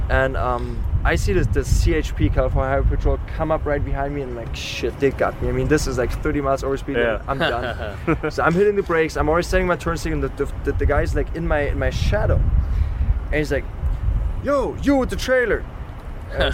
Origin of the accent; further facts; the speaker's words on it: Germany; English is a second language; moved away; I'm from Germany